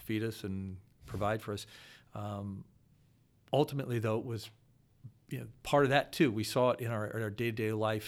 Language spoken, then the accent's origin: English; Akron, Ohio, United States; also born or lived in Williamsburg, Virginia; born and raised in Akron, one of, uh, six kids